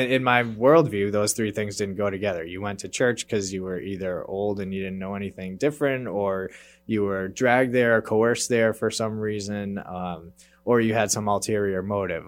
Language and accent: English; Worcester, Massachusetts, United States; I grew up in Worcester, actually, so not quite in the Boston area, but, uh, local enough, and I grew up there